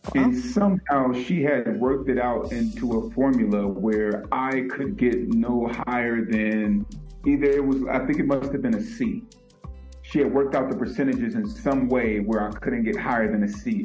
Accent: Vallejo, California, United States; also born or lived in San Francisco, California; I was born in San Francisco, California, and I grew up primarily in Vallejo, California

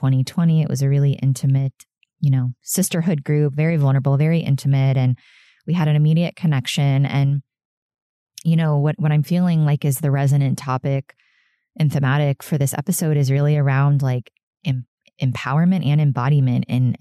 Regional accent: Sarasota, Florida, United States; my hometown of Sarasota, Florida

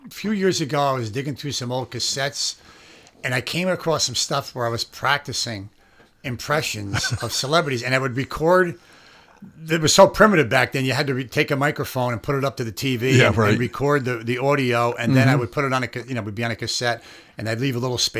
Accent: East Greenbush, New York, United States; also born or lived in Albany, New York; I grew up in East Greenbush

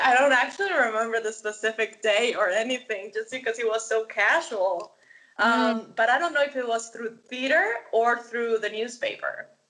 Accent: Medellín, Antioquia, Colombia; moved away; also born or lived in Los Angeles, United States / Missouri, United States; I am originally from Medellin, Colombia

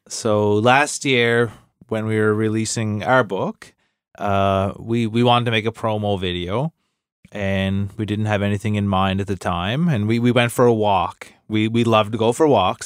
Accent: Cape Breton, Nova Scotia, Canada; I'm from Cape Breton.

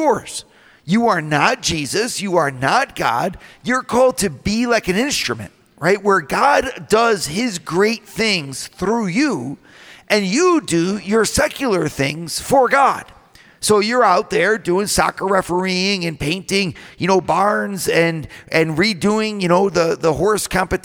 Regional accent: Toledo, Ohio, United States; my hometown of Toledo, Ohio

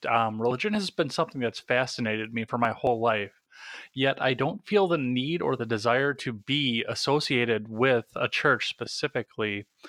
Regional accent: Wisconsin, United States; I'm from Wisconsin

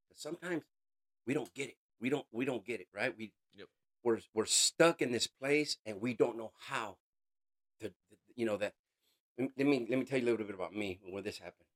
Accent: California, United States; I'm originally from California, born and raised

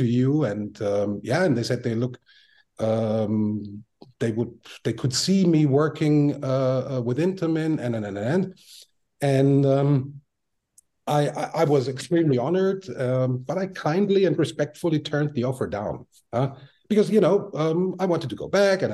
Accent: Vienna, Austria; moved away; I was born and raised in Vienna, Austria

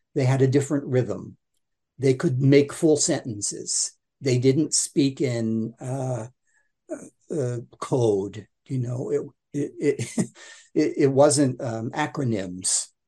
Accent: Baltimore, Maryland, United States; And as a result of that, I didn't have a Baltimore accent. Because growing up in Baltimore, I mean, it was almost like having a Cockney accent in the UK.

